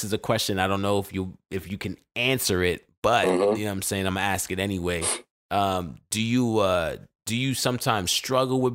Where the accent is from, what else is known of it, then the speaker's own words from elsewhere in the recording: New York City, New York, United States; Born and raised, growing up in Brooklyn, New York, man, we can come off a little aggressive